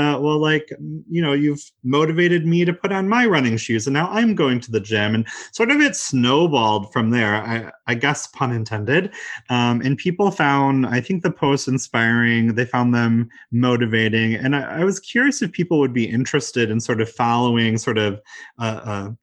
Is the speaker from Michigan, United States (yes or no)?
yes; Michigan, United States; I'm from Michigan, so of course you can imagine there's snow and ice on the ground